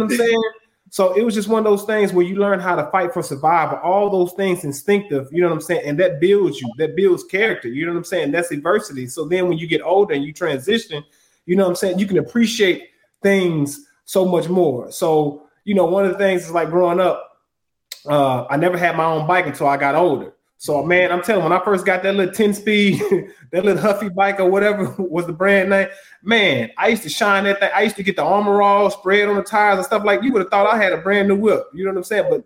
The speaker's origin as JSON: {"language": "English", "town": "Huntsville", "region": "Alabama", "country": "United States", "tie": "born or raised there", "also_born_or_lived": "Douglasville, Georgia", "moved": "yes", "said": "my birthplace is Huntsville, Alabama"}